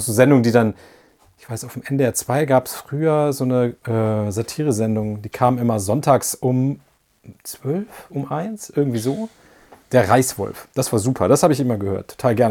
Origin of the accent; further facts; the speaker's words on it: Isernhagen, Lower Saxony, Germany; moved away; also born or lived in Göttingen; die kam ja aus meinem Heimatdorf. Äh, also ich komme ja aus Isernhagen